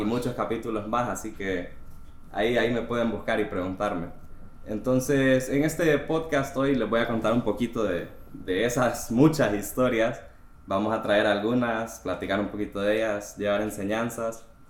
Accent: Honduras; yo soy de Honduras, yo tengo 29 años

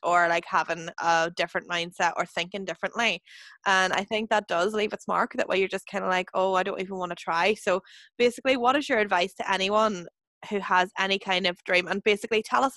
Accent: County Fermanagh, Northern Ireland, United Kingdom; we're both from Evanstown and County Fermanagh originally

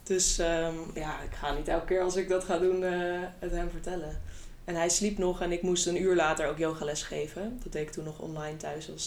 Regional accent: The Hague, South Holland, Netherlands; now in IJsselstein, Netherlands; Ik eh, ben 28 jaar oud en ik woon in IJsselstein. Ik kom oorspronkelijk uit Den Haag, dus ik voel me eigenlijk

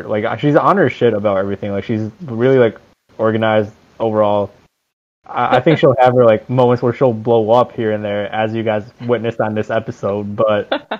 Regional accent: Chicago, Illinois, United States; I'm from Chicago.

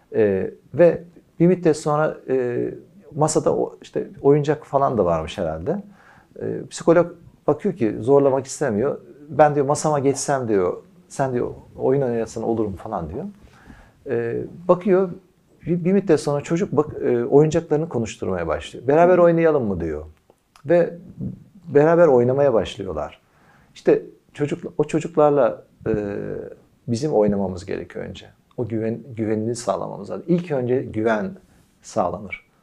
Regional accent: Kütahya, Turkey; biz Kütahyalıyız.

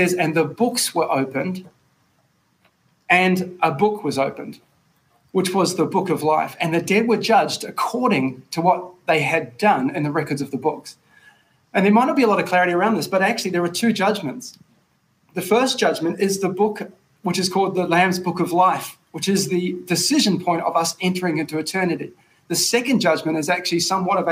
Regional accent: Tauranga, Bay of Plenty, New Zealand; My hometown, Tauranga Boys College

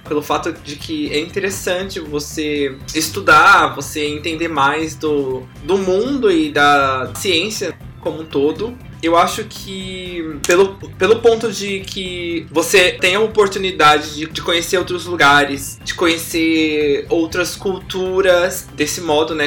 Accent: São Paulo, Brazil; moved away as an adult; also born or lived in Guaratinguetá / Rio de Janeiro / China; eu sou de São Paulo, capital

